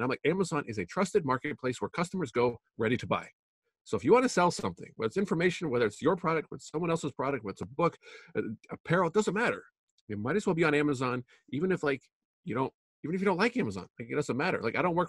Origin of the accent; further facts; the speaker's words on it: Canada; now in United States; I'm originally from Canada. I moved to the United States. I did the legal immigration thing, which is super hard to do, I found out.